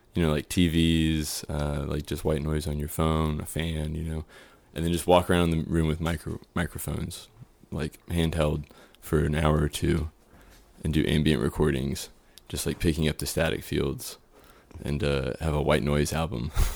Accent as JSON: {"language": "English", "town": "Houston", "region": "Texas", "country": "United States", "tie": "born or raised there", "moved": "as an adult", "lives_now": "Austin, United States", "said": "I grew up in Spring Branch"}